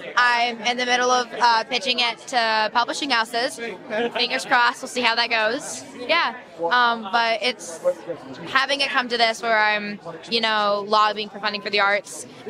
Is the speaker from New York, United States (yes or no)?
no; Los Angeles, California, United States; I'm from Los Angeles